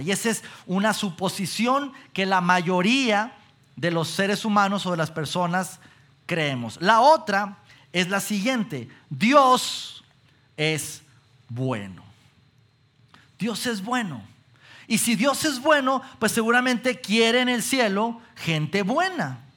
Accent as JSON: {"language": "Spanish", "country": "Mexico", "said": "como mexicanos que somos"}